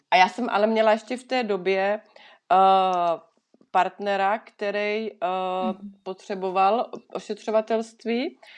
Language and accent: Czech; Czechia; moved away as an adult; now in Switzerland